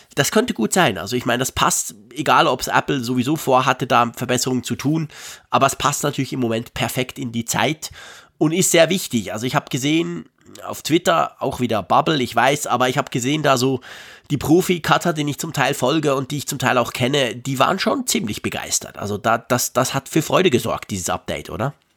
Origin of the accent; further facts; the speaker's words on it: Switzerland; bei uns in der Schweiz